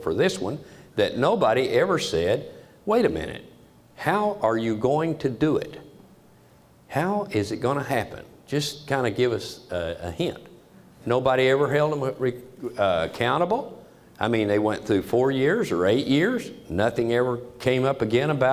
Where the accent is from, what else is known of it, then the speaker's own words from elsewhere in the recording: United States; I am an American